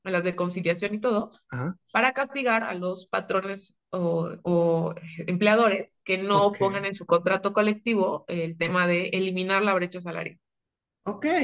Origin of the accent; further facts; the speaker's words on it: Mexico; Pues somos puro mexicano. Nosotros sí somos puro mexicano.